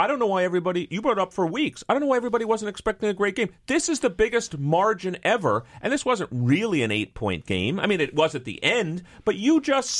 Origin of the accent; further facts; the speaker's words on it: New York City, New York, United States; I'm from New York City.